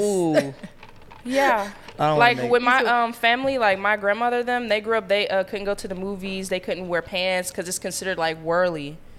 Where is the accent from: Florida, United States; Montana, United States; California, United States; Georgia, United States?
Georgia, United States; Atlanta; I'm an artist and I'm from Atlanta.